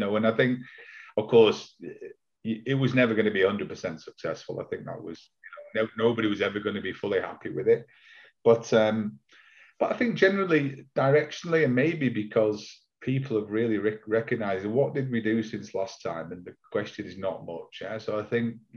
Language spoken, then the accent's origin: English; Manchester, North West England, United Kingdom; I'm from Manchester